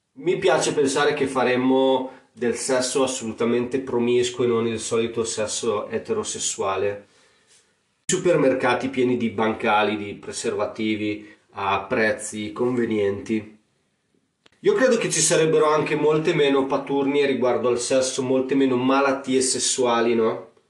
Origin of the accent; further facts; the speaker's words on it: Emilia-Romagna, Italy; accent: romagnolo; il mio accento romagnolo